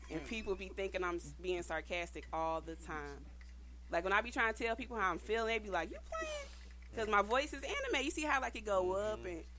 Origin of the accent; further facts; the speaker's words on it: Chicago, Illinois, United States; Yeah, you from New York? I'm from Chicago.